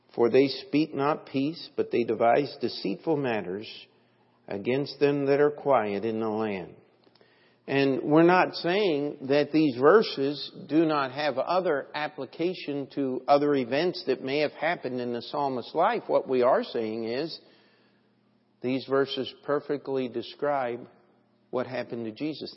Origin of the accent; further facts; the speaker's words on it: United States; I'm just an American and hope always to be